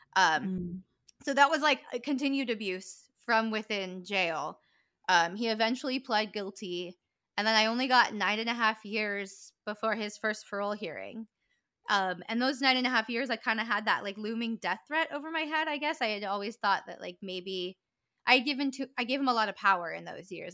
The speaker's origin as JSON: {"language": "English", "town": "Calabasas", "region": "California", "country": "United States", "tie": "born or raised there", "said": "I grew up in Calabasas, California"}